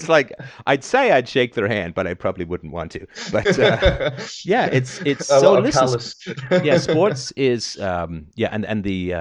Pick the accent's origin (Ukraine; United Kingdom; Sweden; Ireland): United Kingdom; London; I grew up in the UK, right? I grew up in London